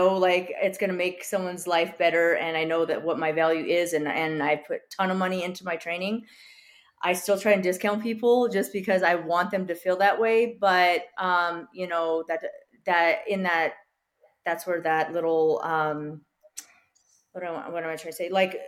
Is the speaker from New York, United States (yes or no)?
yes; New York City, New York, United States; growing up on the Lower East Side, you know, like we were kind of just, we were not the highest end, but we were there.